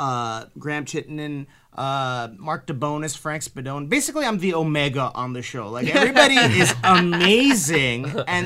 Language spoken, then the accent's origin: English; Montreal, Quebec, Canada; moved away as an adult; now in Toronto, Canada; I'm originally from Montreal, moved here about 3 years ago.